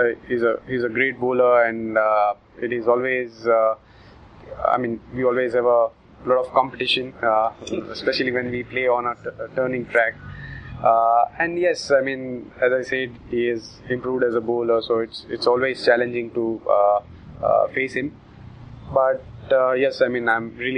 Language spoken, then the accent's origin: English; India; as Indian batsmen